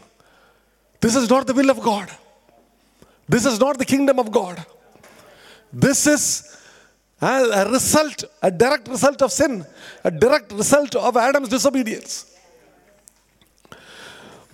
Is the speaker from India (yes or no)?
yes; India; moved away as an adult; I come from India, pretty obvious looking at me